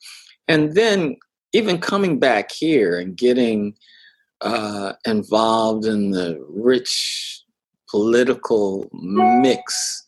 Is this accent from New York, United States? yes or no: no; Minneapolis, Minnesota, United States; growing up in South Minneapolis